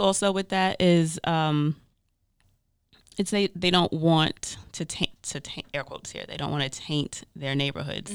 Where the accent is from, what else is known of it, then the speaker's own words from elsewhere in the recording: New York, United States; as a New Yorker